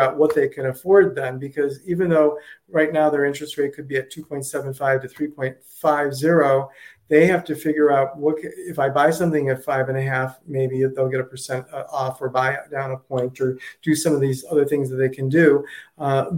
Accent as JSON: {"language": "English", "region": "Ohio", "country": "United States", "moved": "yes", "lives_now": "Naples, United States", "said": "I'm originally from Ohio"}